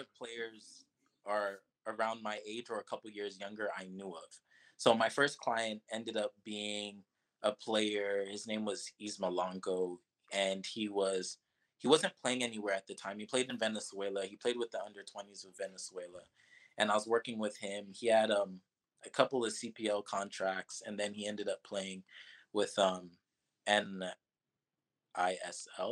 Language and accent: English; Toronto, Ontario, Canada; moved away; also born or lived in Miami; my hometown of Toronto